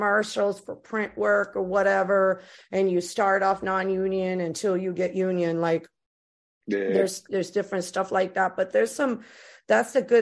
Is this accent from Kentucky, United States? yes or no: no; Florida, United States; growing up in Florida